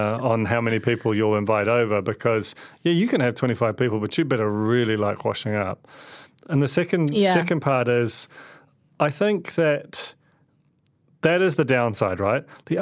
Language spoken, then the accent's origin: English; London, United Kingdom; And I grew up in London